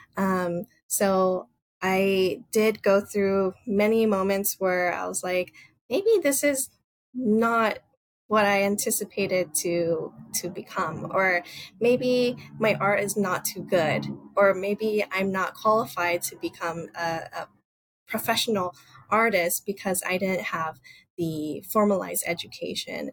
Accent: Los Angeles, California, United States; also born or lived in Boston; I was born and raised in Los Angeles

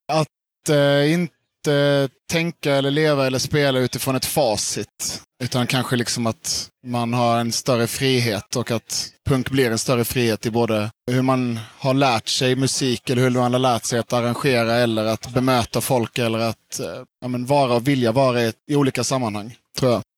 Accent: Karlskrona, Blekinge, Sweden; moved away as an adult; also born or lived in Lund; Jag är från Karlskrona från början

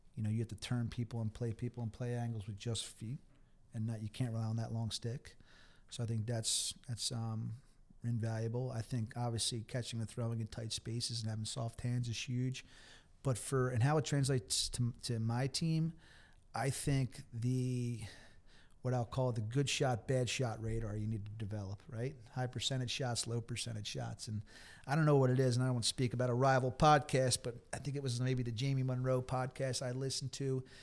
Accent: Havertown, Pennsylvania, United States; I'm from Havertown. I went to a Catholic school

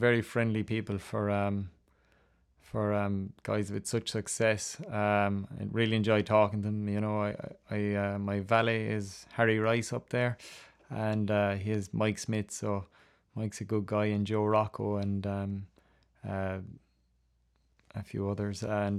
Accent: Ireland; I did. I used to watch Ruby Walsh a lot.

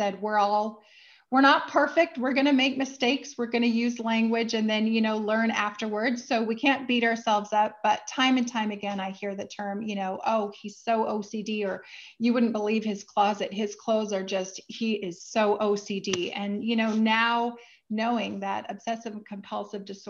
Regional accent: Vancouver, British Columbia, Canada; my hometown is Vancouver, Canada

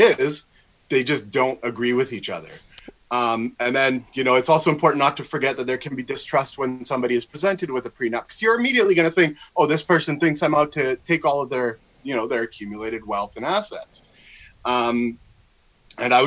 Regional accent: Victoria, British Columbia, Canada; I'm from Victoria, BC

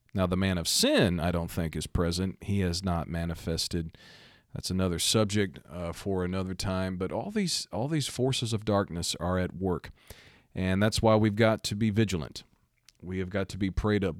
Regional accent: Missouri, United States; my home state, Missouri.

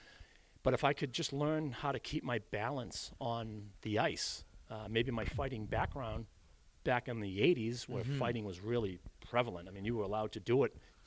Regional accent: Hanover, Massachusetts, United States; we grew up together here in Hanover.

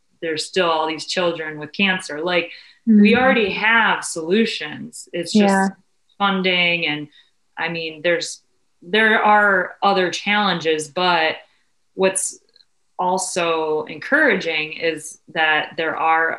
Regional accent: Cleveland, Ohio, United States; being born and raised in Cleveland

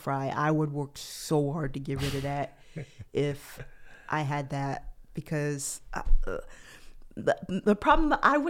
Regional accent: New York, United States; I'm from New York, born and raised, but I do not have what people think of as a New York accent.

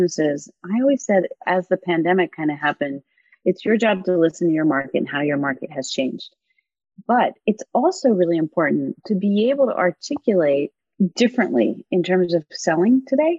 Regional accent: Washington, District of Columbia, United States; also born or lived in New Zealand; I grew up in Washington, D.C.

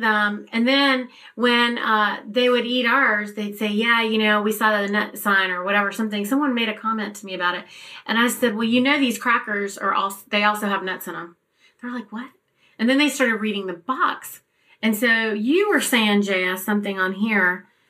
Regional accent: North Carolina, United States; we grew up in North Carolina

